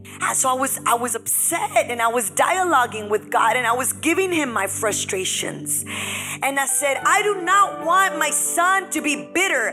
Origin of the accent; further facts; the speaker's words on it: United States; now in Bellingham, United States; we were born here, we're American citizen, but our culture is Hispanic